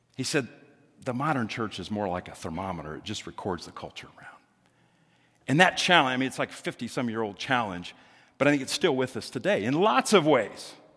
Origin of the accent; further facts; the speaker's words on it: Greenwood, United States; I remember growing up in Greenwood